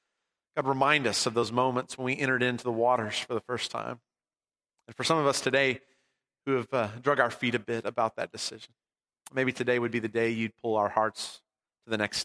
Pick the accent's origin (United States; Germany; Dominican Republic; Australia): United States; Abilene, Texas; I was born in Abilene, Texas at Hendrick Medical Center.